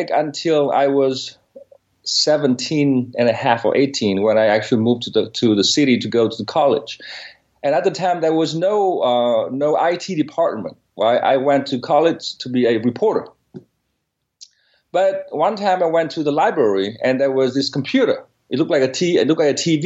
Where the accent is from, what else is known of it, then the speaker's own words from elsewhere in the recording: Northern Vietnam, Vietnam; English is a second language; moved away; I was born in Vietnam, and in specifically northern Vietnam. It's a very small village about 70 miles from Hanoi.